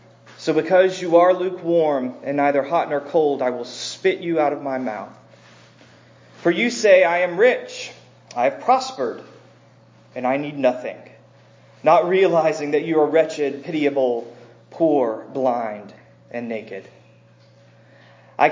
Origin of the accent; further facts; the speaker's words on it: American South, United States; I grew up here in the American South